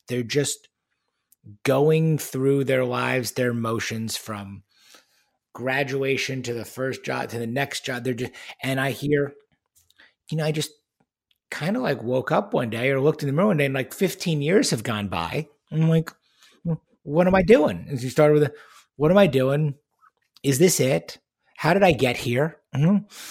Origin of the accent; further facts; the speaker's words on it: Long Island, New York, United States; where I grew up on Long Island in New York